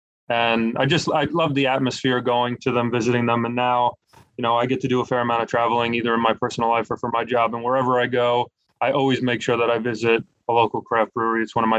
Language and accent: English; New York, United States; moved away as an adult; now in Charlotte, United States; I'm originally from New York, and very similar to how we have like a pub culture here in New York, where there's a pub on every corner.